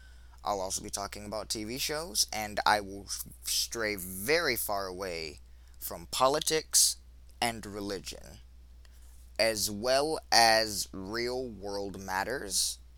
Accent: United States; I'm an American male, I am an African American male, and I am between the ages of 23 and 32.

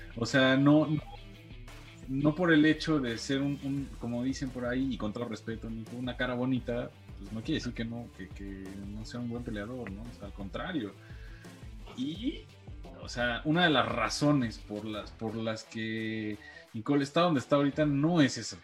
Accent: Mexico

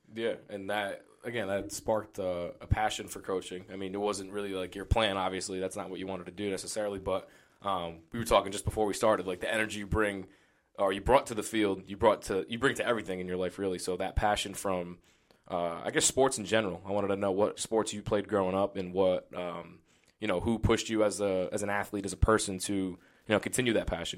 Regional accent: Johnston, Rhode Island, United States; I grew up in Johnston.

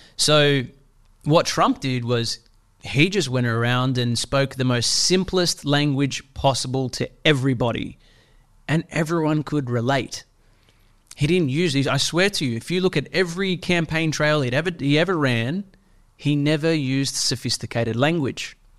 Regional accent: Sydney, New South Wales, Australia; I grew up in Western Sydney

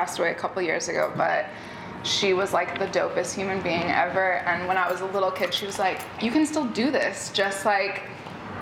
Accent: New York, United States; I grew up here in New York

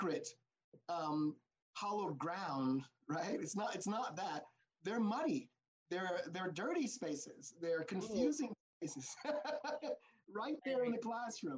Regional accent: United States; what I am as an American

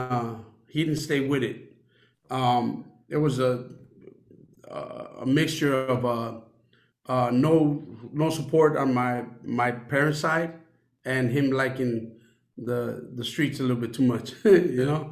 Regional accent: Chicago, Illinois, United States; I grew up in the north side of Chicago.

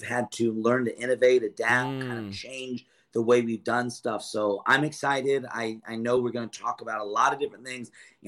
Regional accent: California, United States; also born or lived in Lodi; I grew up in California, the area that you're in. I was born in Lodi.

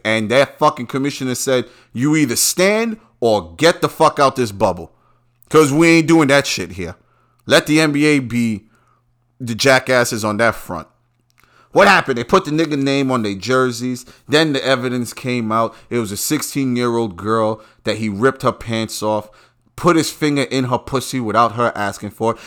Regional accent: New York, United States; I'm from New York

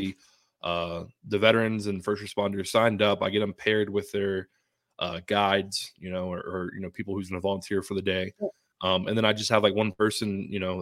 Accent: Tampa, Florida, United States; now in Colorado, United States; my hometown, you know, of Tampa, Florida.

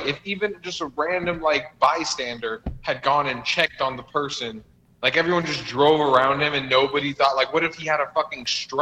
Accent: New York, United States; also born or lived in Washington State; I grew up in New York, I feel like you might, but here, no, you'll never find that. But I lived in Washington State for a little bit when I was younger.

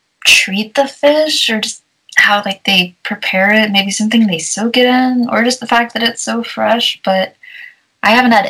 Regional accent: Florida, United States; also born or lived in Portugal / Japan; So I'm from Florida, and then Portugal was an island, Japan was an island. I've just always been around, like, hot, humid places, like, 100 degrees.

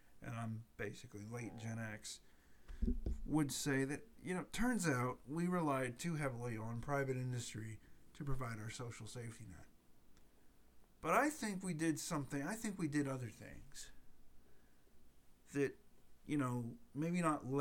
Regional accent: United States; I'm an American

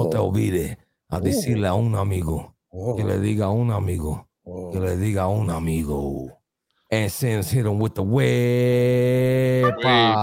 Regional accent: Philadelphia, Pennsylvania, United States; I grew up in North Philly.

